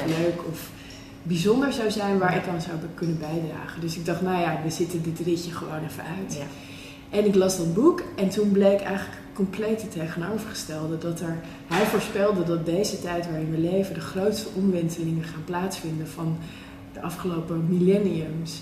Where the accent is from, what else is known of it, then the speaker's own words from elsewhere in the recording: West Friesland, North Holland, Netherlands; de mentaliteit in West-Friesland, waar ik ben opgegroeid